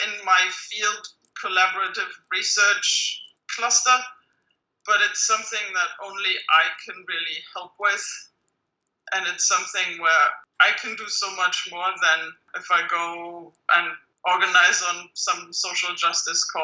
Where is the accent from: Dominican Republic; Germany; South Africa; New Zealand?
Germany; moved away as an adult; also born or lived in London / Switzerland / California; math was not a thing that girls were supposed to do when I was growing up in Germany.